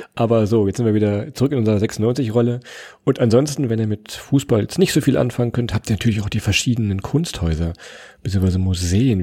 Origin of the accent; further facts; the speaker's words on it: Holzminden, Lower Saxony, Germany; wir kommen ja aus Holzminden, ist ja bekannt für Straßentheater